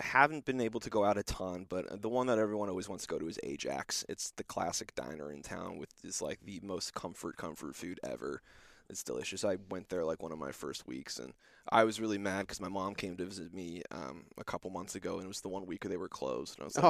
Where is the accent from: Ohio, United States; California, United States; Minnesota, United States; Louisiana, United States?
California, United States; Los Angeles; growing up in the Los Angeles area, USC grad and all that stuff, you know, Los Angeles is different